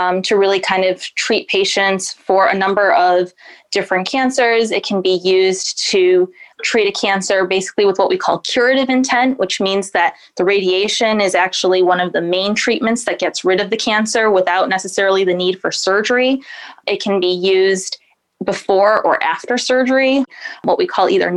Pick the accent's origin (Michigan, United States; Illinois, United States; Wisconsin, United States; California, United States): Michigan, United States; Lansing; moved away as an adult; also born or lived in Massachusetts / Seattle, Washington; now in Northeast Ohio, United States; I was born and raised in beautiful Lansing, Michigan